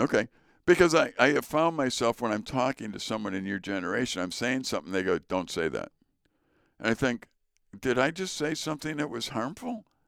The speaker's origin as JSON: {"language": "English", "town": "Chicago", "region": "Illinois", "country": "United States", "tie": "born or raised there", "also_born_or_lived": "northern Wisconsin", "moved": "yes", "said": "I grew up in Chicago in a Polish neighborhood"}